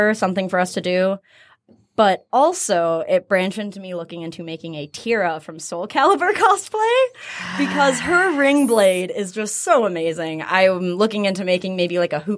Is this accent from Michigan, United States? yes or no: yes; Michigan, United States; I'm just one of those people who loves my home state so much